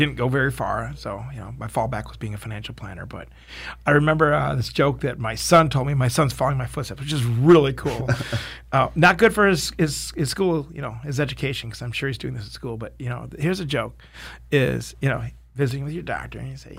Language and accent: English; Detroit, Michigan, United States; I'm a boy from Detroit.